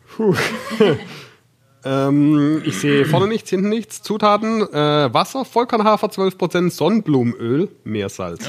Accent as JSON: {"language": "German", "region": "Swabia", "country": "Germany", "said": "ich bin Schwabe"}